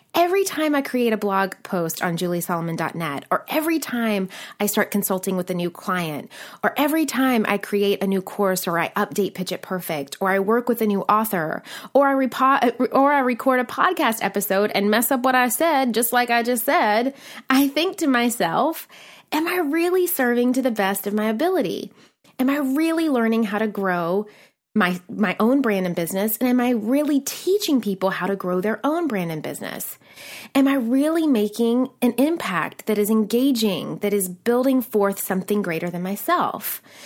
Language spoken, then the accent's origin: English; Nashville, Tennessee, United States; moved away as an adult; also born or lived in New York City; I'm a girl from Nashville, Tennessee